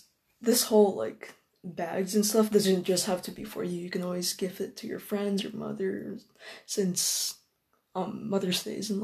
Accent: Manila, Metro Manila, Philippines; now in Brandon, Canada; I was originally born in Manila, Philippines. So I'm Filipino, and I'm a little bit of, like, barely Chinese from my dad's grandfather, I think.

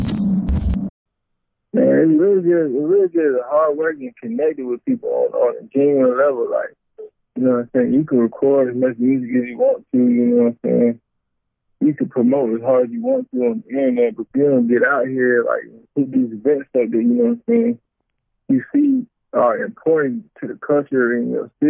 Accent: Stone Mountain, Georgia, United States; I'm from Stone Mountain, Georgia, for real.

